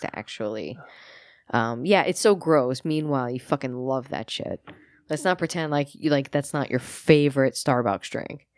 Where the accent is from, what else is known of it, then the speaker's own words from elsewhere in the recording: New York, United States; I am a New Yorker